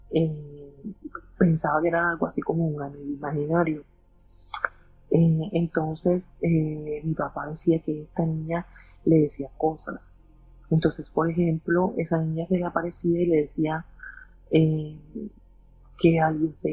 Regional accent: Colombia; nosotros somos de Colombia, pero pues en ese momento mis abuelos eran inmigrantes eh, colombianos de Venezuela, vivían en Estados Unidos.

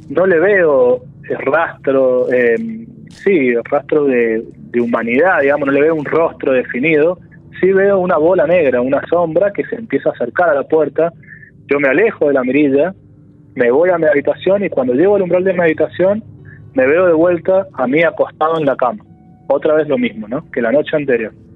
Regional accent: San Juan, Argentina; moved away as an adult; now in Córdoba, Argentina; Yo si bien vivo en Córdoba, yo soy de San Juan, este, vivo en Córdoba cuando me vine, desde que me vine a estudiar en el 2009 y me quedé

